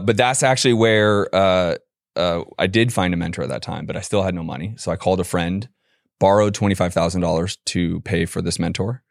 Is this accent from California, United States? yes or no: yes; San Francisco, California, United States; moved away as an adult; also born or lived in Boston; I'm a California boy originally, born and raised in San Francisco